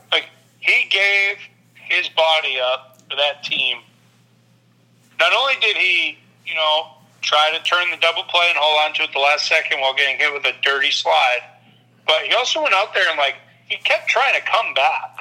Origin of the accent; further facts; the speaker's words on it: New England, United States; moved away; growing up in New England